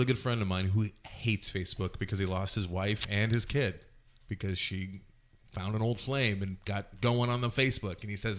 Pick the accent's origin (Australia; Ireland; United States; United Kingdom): Ireland; I'm allowed to say that because I am an Irish person and I drink a lot.